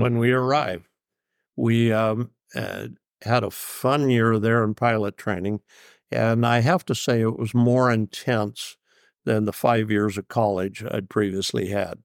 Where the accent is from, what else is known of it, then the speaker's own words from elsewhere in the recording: Southern Oregon, United States; I grew up in Southern Oregon